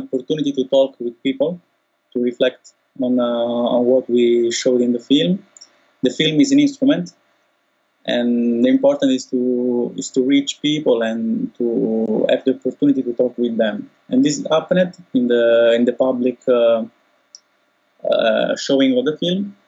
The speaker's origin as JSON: {"language": "English", "country": "Italy", "said": "now in Italy"}